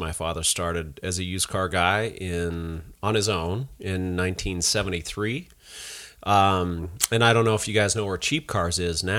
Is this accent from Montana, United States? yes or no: yes; Missoula, Montana, United States; I was born here in Missoula.